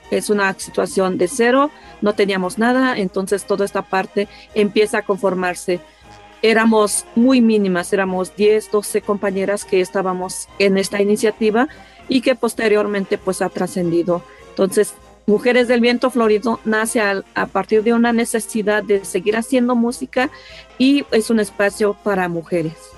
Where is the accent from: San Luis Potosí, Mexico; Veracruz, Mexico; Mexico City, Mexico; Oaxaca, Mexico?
Oaxaca, Mexico; Tlahuitoltepec; originaria de Tlaltoltepec